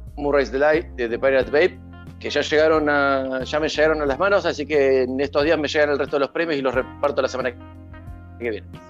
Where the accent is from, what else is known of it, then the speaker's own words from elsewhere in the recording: Santa Fe, Argentina; yo soy de Santa Fe